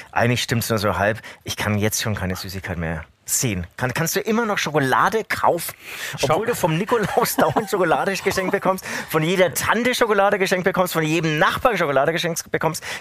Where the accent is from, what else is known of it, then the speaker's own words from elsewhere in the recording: Bavaria, Germany; accent: Franconian; Gibt es das auch irgendwie so hier in Franken? Ich spreche zwar Fränkisch.